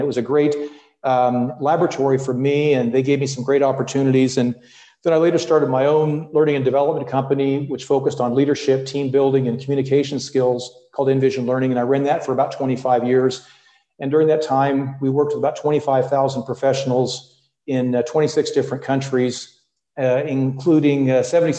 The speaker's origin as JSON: {"language": "English", "region": "Midwest", "country": "United States", "tie": "born or raised there", "also_born_or_lived": "California", "moved": "as an adult", "lives_now": "Europe", "said": "I grew up and studied in the Midwest"}